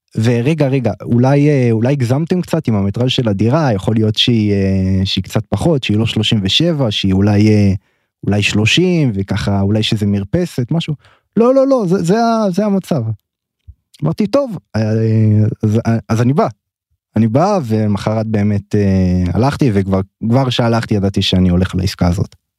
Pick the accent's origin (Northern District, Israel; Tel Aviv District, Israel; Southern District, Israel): Tel Aviv District, Israel; Tel Aviv; גדלתי בתל אביב